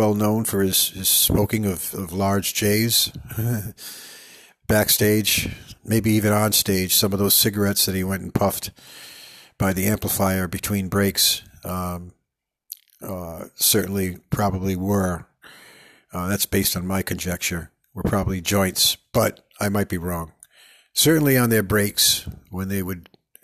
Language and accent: English; Pawtucket, Rhode Island, United States; also born or lived in Providence, Rhode Island; I'm from Pawtucket, but I was born in Providence.